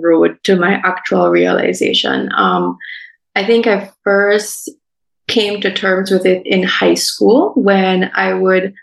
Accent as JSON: {"language": "English", "town": "Belize City", "region": "Belize District", "country": "Belize", "tie": "born or raised there", "said": "21 years old, born and raised in Belize City."}